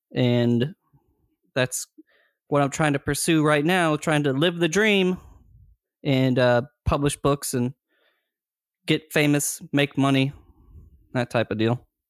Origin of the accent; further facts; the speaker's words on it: Greensboro, North Carolina, United States; I grew up in Greensboro, North Carolina